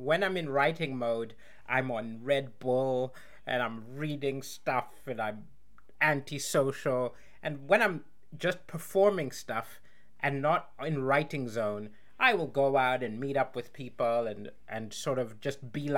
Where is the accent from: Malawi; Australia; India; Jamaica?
Malawi; in Malawi, my home country.